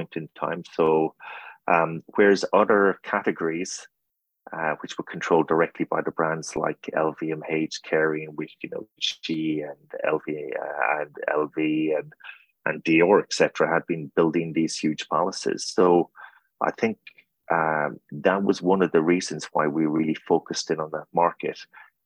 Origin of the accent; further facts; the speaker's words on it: Ireland; now in United States; I'm Irish